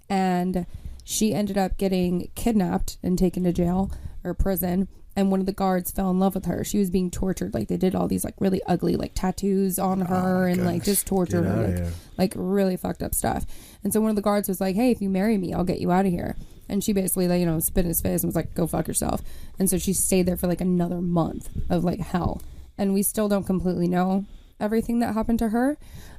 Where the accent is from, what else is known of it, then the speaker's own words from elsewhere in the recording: Elizabeth, New Jersey, United States; born there; And I was born in Elizabeth, and that was kind of where a lot of the Cubans kind of migrated, and we had, like, this whole community there.